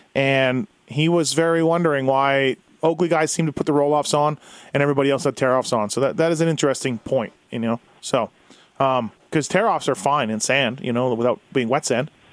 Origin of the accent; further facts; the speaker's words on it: Canada; I'm Canadian